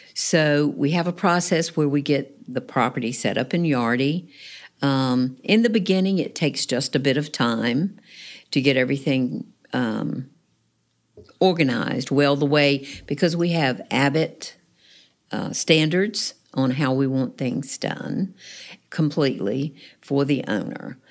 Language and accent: English; Raleigh, North Carolina, United States; moved away as an adult; now in Newport News, United States; originally, it was in North Carolina